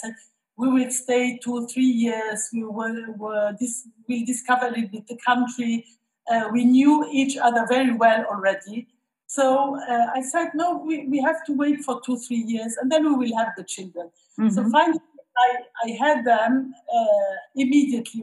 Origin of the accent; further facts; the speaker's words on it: Luxembourg; moved away as an adult; also born or lived in Switzerland; now in Lebanon; I'm from Luxembourg, and I met my husband in Switzerland where we studied together